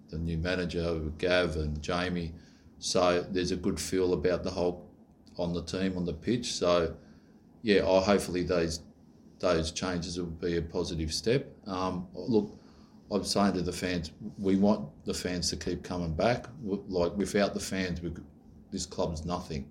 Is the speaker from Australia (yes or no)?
yes; Australia; I'm Aussie